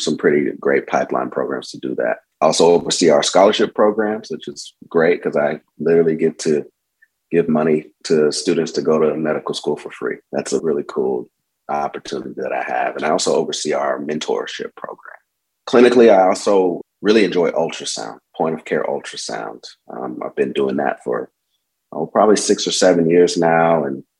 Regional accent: Tulsa, Oklahoma, United States; moved away as an adult; I've been back for 9 years and it's been a wonderful experience to be back in my hometown practicing medicine

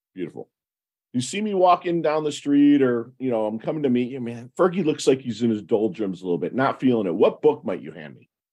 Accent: Detroit, Michigan, United States; I'm from Detroit. And a lot of my, my people my age, I'm 50

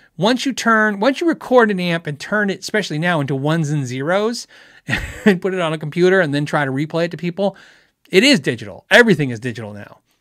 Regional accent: United States; also born or lived in Phoenix, Arizona; As an American, as a person who lives in, in Phoenix, Arizona

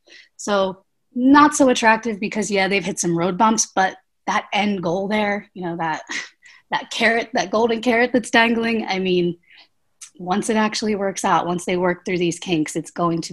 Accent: Pennsylvania, United States; we're all from the East Coast. Actually, we're all from Pennsylvania.

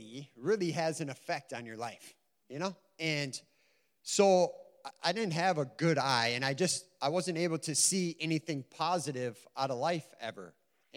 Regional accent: Stacy, Minnesota, United States; also born or lived in Sartell, Minnesota; now in St. Cloud, United States; I'm from Sartell or St. Cloud. I've lived there for 11 years now. I grew up in Stacy, Minnesota.

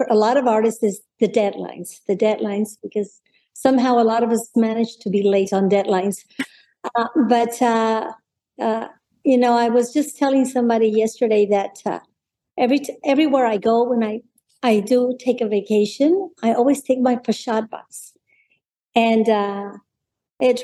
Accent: Monterrey, Nuevo León, Mexico; moved away as an adult; now in San Antonio, United States; I was born and raised in Monterrey, in a place called Monterrey, Nuevo León, Mexico, in a place called San Pedro Garza García

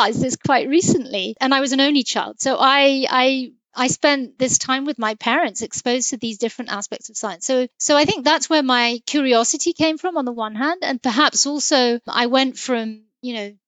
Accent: London, United Kingdom; I was raised in London

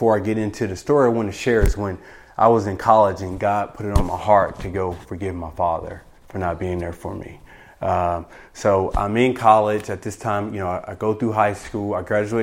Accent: Pasadena, California, United States; I grew up in Pasadena, California

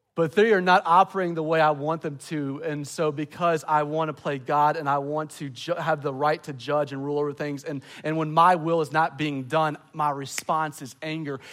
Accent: the American South, United States; I love being a Southerner

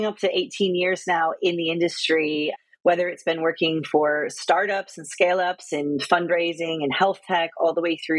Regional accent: United States; moved away as an adult; also born or lived in Australia; now in United Kingdom; I'm American, but I spent 5 years in Australia and coming up to almost 7.5, 8 years now in the UK

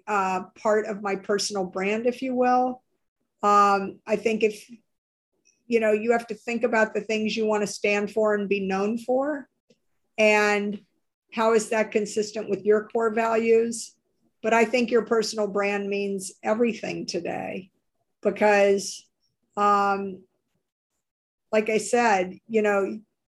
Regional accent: New Orleans, Louisiana, United States; moved away; in the South, I grew up in New Orleans.

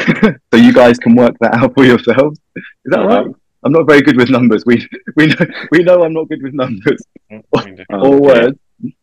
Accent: England, United Kingdom; I was raised in England.

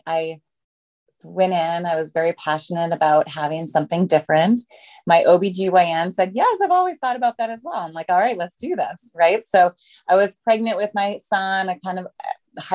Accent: Minnesota, United States; now in Los Angeles, United States; I guess I was a transplant from Minnesota, but I've been here in Los Angeles for a very long time.

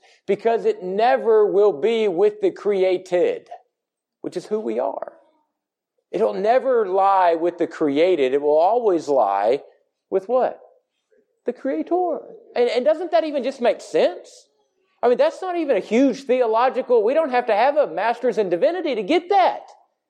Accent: the South, United States; we are from the South, because we live in the Bible Belt

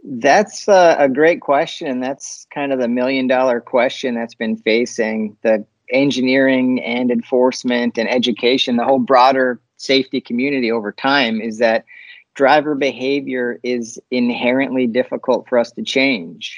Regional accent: Upper Peninsula of Michigan, United States; I'm from the Upper Peninsula

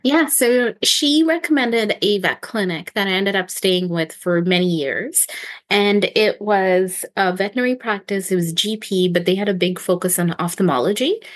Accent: Ontario, Canada; moved away as an adult; now in Victoria, Canada; I'm from Ontario

